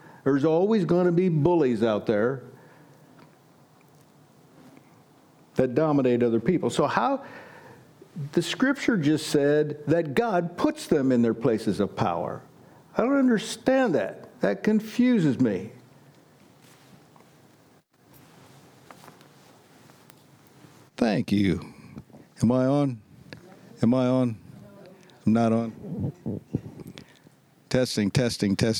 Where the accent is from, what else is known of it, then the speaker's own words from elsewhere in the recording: Butler, United States; I was born and raised in Butler. That's east of us